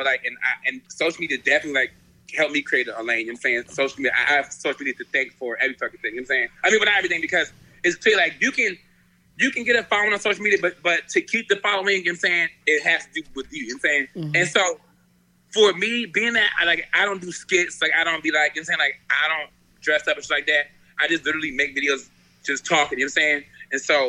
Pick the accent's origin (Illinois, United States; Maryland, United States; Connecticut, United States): Maryland, United States; also born or lived in Queens, New York; So you know I grew up between Maryland and Queens, New York.